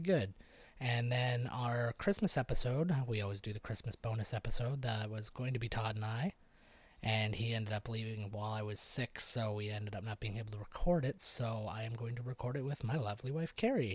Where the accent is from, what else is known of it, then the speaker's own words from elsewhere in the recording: St. Catharines, Ontario, Canada; my hometown of St. Catharines